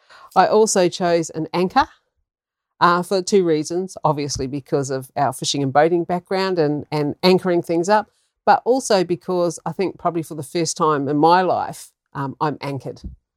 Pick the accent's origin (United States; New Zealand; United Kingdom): New Zealand; moved away as an adult; also born or lived in Yorke Peninsula, South Australia; now in Australia; I'm a Kiwi. So I grew up fishing and hunting and giving cars grease and oil changes and all that sort of stuff.